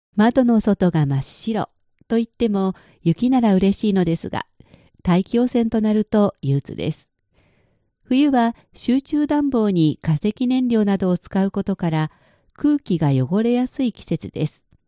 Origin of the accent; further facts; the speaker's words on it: Shizuoka, Japan; moved away as an adult; now in Beijing, China; 暖かい静岡で育った